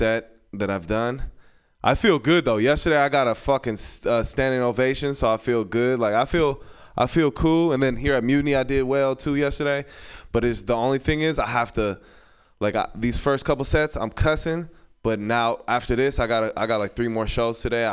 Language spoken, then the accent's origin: English; San Francisco, California, United States; I'm born and raised here in the city